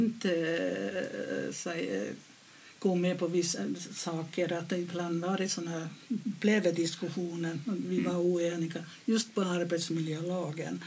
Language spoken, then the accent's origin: Swedish; Finland; moved away as an adult; now in Sweden; jag kommer från Finland